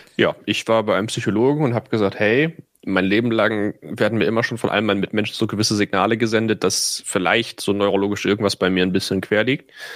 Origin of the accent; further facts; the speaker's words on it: Itzehoe, Schleswig-Holstein, Germany; moved away; wo ich herkomme, aus Itzehoe